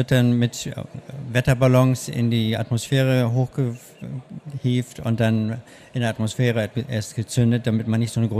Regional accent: Hannover, Lower Saxony, Germany; born there; also born or lived in Hamburg / United States; now in Berlin, Germany; Ich komme ursprünglich, ich bin geboren in Hannover, habe lange in Hamburg gelebt und dann in den USA und bin 2001 nach Berlin gekommen.

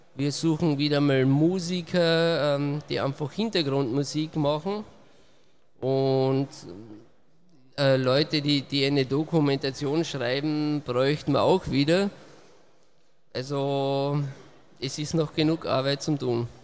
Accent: Austria; Ich komme aus Österreich, also ziemlich weit angereist.

